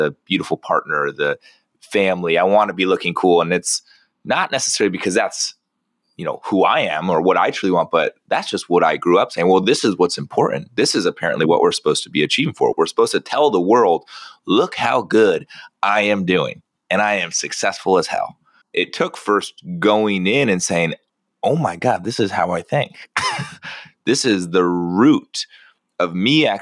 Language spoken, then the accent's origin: English; San Diego, California, United States; I grew up down in San Diego